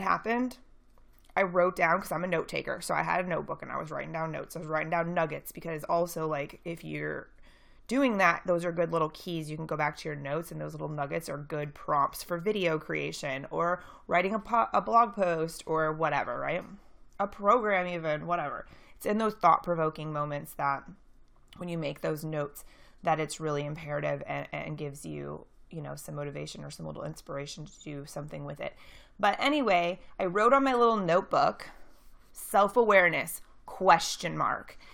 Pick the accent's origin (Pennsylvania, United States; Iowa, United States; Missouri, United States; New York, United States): Missouri, United States; St. Louis; I'm from Saint Louis